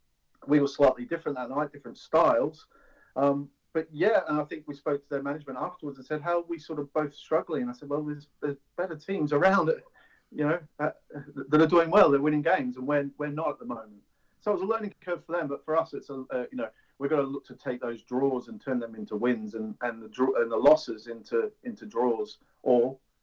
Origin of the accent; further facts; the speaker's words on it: Melbourne, Victoria, Australia; moved away as an adult; now in England; Yeah, so I grew up in Australia. I came to England in 1997 just to have a holiday, play a bit of football.